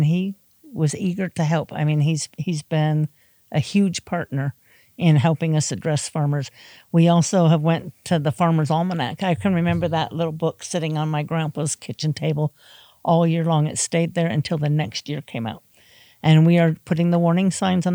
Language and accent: English; Midwest, United States; now in Utah, United States; I come from the Midwest, so I'm coming from farming community.